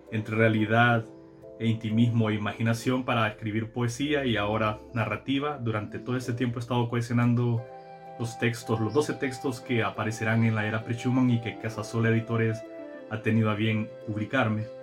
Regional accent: Sabana Grande, Francisco Morazán, Honduras; also born or lived in Tegucigalpa; soy hondureño Nací en Sabana Grande, Francisco Morazán, en el año de 1974. En 1989 me trasladé a Tegucigalpa

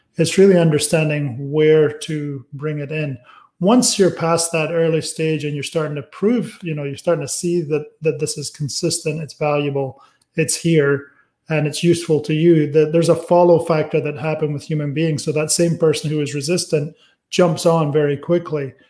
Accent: Aberdeen, Scotland, United Kingdom; moved away; also born or lived in California; my town, Aberdeen, is the cheaper of the towns in Scotland

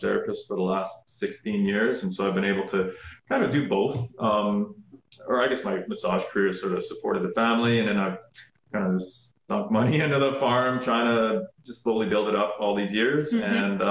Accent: Saskatoon, Saskatchewan, Canada; moved away as an adult; also born or lived in British Columbia; now in Wishart, Canada; I grew up in Saskatoon

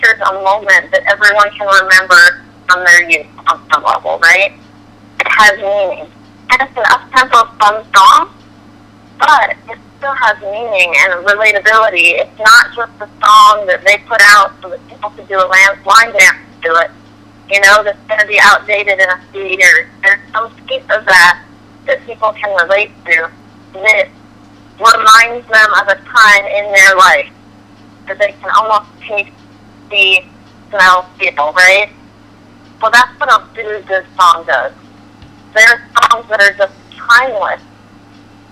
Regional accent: California, United States; moved away; I am from California originally, and I grew up riding horses

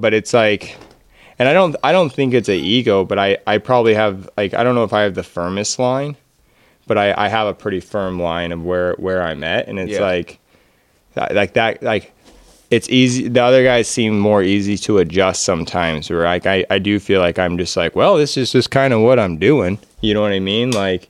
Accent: Pacific Northwest, United States; we're all from the Northwest, but we have different practices. Each one of us, me, Jesse, and Brian are on the west side of the states, so we're a little bit wetter climate.

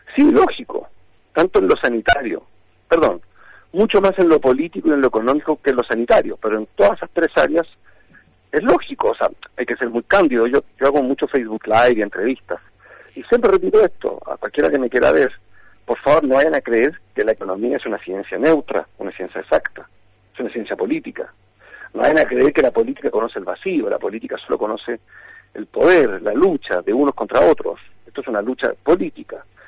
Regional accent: Chile

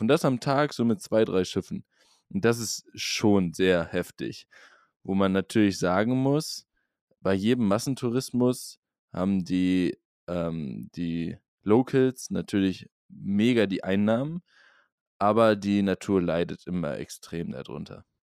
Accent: Norderney, Lower Saxony, Germany; die Insel, wo ich herkomme, Norderney

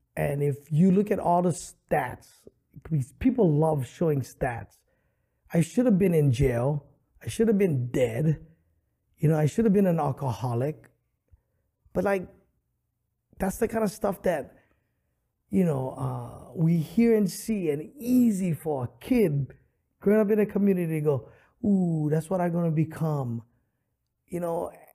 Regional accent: Honolulu, Hawaii, United States; I grew up extremely poor in Kalihi Valley

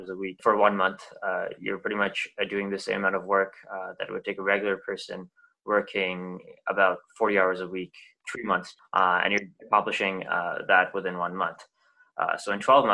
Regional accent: Waterloo, Ontario, Canada; I'm from Waterloo, Ontario

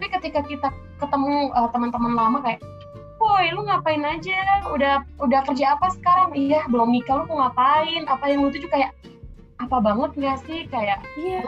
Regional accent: Palembang, South Sumatra, Indonesia; moved away as an adult; now in Jakarta, Indonesia; aku aslinya dari Palembang sama kayak Cica. Sekarang sih uh, tinggalnya di Jakarta

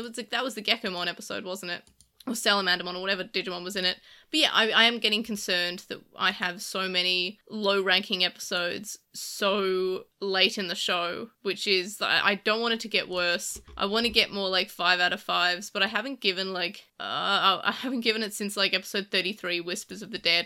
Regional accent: Australia; being Australian

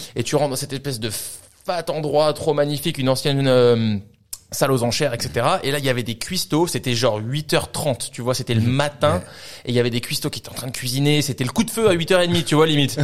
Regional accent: France; also born or lived in Vancouver / Australia; on est tous les deux français, on a grandi en France

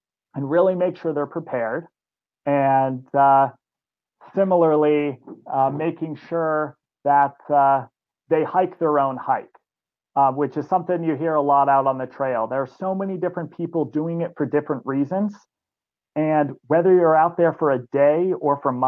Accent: Vermont, United States; I grew up here in Vermont

